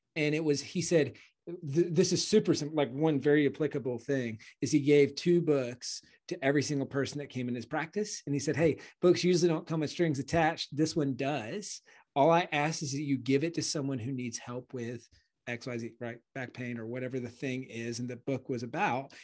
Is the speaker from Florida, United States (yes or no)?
no; Clemson, South Carolina, United States; moved away as an adult; also born or lived in Charleston, South Carolina; now in Austin, United States; I grew up in Clemson